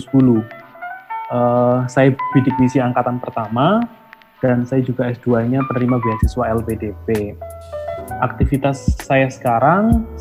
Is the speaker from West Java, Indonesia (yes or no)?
no; Lumajang, East Java, Indonesia; saya orang Lumajang Jawa Timur sebuah uh, kabupaten kecil antara Jember sama Malang gitu ya